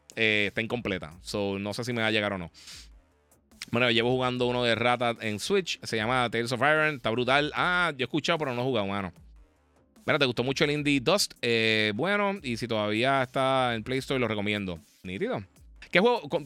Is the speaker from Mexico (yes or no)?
no; Puerto Rico; como somos Puerto Rico